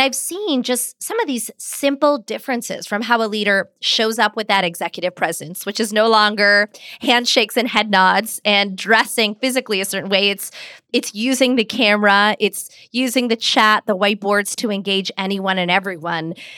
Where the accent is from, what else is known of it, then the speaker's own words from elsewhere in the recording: Pittsburgh, Pennsylvania, United States; I grew up in Pittsburgh, Pennsylvania, which meant at home we spoke Hindi